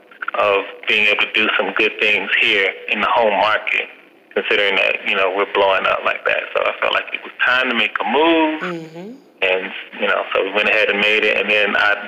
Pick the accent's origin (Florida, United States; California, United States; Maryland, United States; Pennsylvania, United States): Florida, United States; Jacksonville; I'm born and raised in Jacksonville, Florida